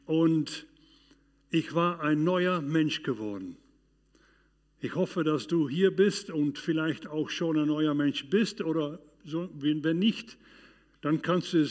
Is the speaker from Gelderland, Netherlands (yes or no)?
yes; Arnhem, Gelderland, Netherlands; in dieser Zeit, das verging ungefähr zwei Jahre in meiner Heimat Arnheim in den Niederlanden, aber auch weiter draußen